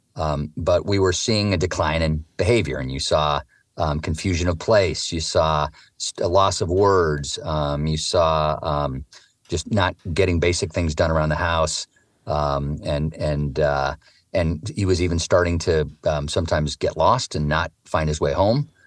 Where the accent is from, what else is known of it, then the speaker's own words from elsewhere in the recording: Eugene, Oregon, United States; I grew up in Eugene, Oregon, a very progressive outdoor place